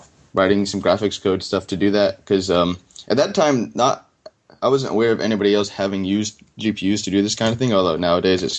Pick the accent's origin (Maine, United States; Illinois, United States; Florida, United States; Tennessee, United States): Florida, United States; moved away as an adult; also born or lived in Boston area; I grew up in Florida